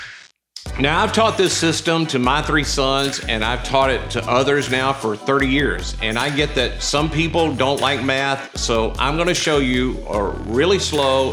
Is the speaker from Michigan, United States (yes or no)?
no; Mississippi, United States; I'm from Mississippi